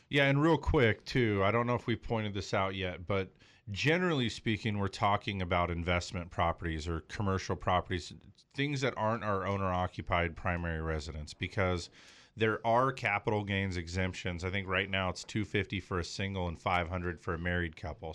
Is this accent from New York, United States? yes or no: no; Los Angeles, California, United States; also born or lived in Big Bear, California; I was born and raised in the San Fernando Valley. I mean, we moved to Big Bear when I was thirteen